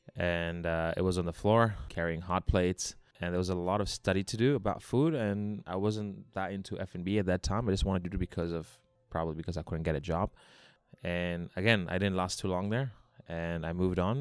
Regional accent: Hong Kong; also born or lived in Australia; I was born in Hong Kong. I grew up in Hong Kong

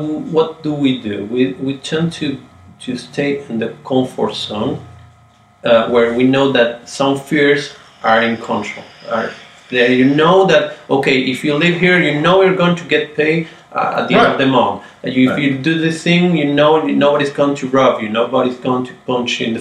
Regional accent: Argentina; moved away; also born or lived in Italy; I grew up in Argentina

